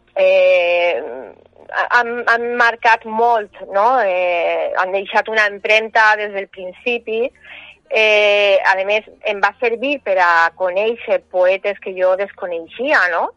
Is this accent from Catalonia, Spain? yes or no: no; Valencian Community, Spain; now in Sueca, Spain; jo sóc valenciana, fincada a Sueca